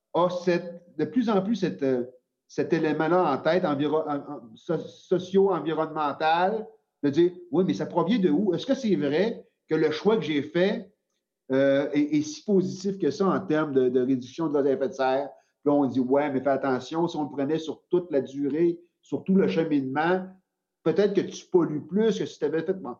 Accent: Quebec, Canada; c'est chez nous, au Québec

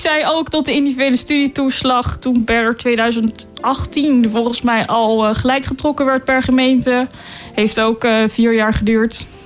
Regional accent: Delft, South Holland, Netherlands; ik kom uit Delft

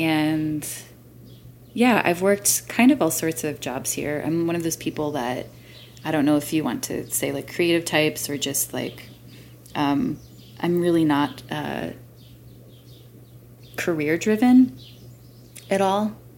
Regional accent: North Carolina, United States; also born or lived in Michigan / Illinois; I was born in Michigan, and we moved a lot. I grew up in North and South Carolina, then went to Illinois and back to Michigan for college.

